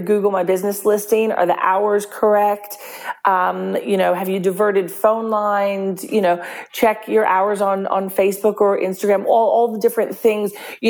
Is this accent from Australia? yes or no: yes; Australia; We're Australian, that's what we do.